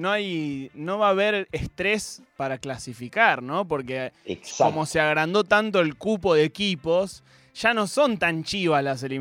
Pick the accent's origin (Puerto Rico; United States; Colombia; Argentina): Argentina; que te, mata siendo argentino, además, y decís, boludo, estamos viendo a Messi